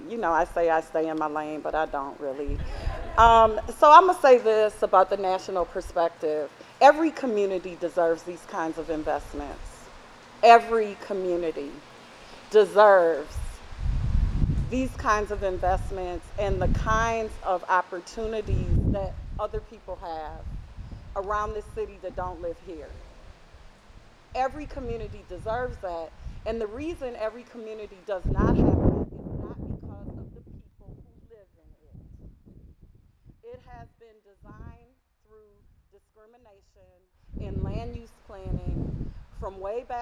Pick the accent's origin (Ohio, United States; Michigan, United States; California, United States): California, United States; Oakland; I hail from Oakland, California